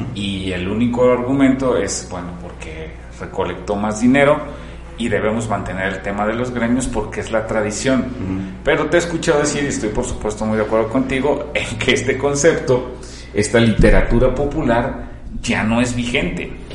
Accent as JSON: {"language": "Spanish", "country": "Mexico", "said": "que soy mexicano"}